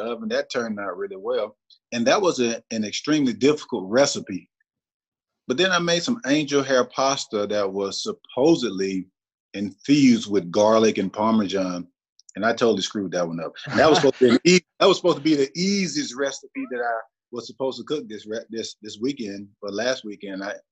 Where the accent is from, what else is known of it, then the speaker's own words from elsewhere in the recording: Aberdeen, Mississippi, United States; I'm just a small town country boy again from Aberdeen